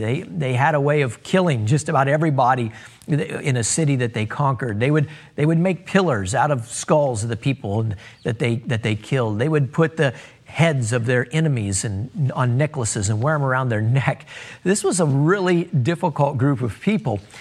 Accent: United States; as Americans

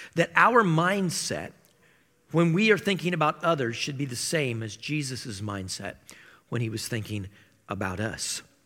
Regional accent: Iowa, United States; I grew up in Iowa

